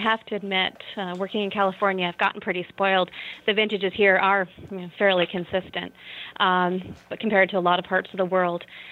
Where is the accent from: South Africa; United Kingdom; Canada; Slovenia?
Canada; Niagara, Ontario; moved away as an adult; now in Sonoma County, United States; I'm actually originally from Niagara